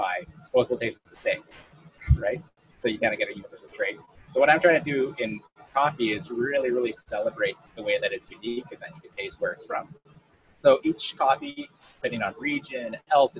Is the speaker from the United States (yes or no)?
no; Saskatchewan, Canada; moved away as an adult; also born or lived in Toronto or Montreal; now in Hastings County, Canada; when I moved away from Saskatchewan